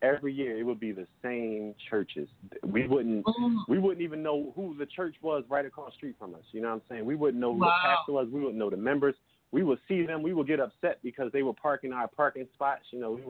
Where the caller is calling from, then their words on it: Philadelphia, Pennsylvania, United States; I'm calling from Philly, Pennsylvania.